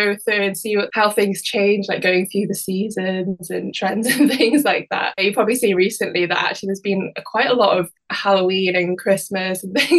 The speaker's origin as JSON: {"language": "English", "country": "Isle of Man", "tie": "born or raised there", "also_born_or_lived": "West Midlands, United Kingdom", "said": "I was born in the West Midlands, but then when I was around 8 or 9, we moved to the Isle of Man. And I don't know if you've ever heard an accent before, but it's a really kind of unusual accent"}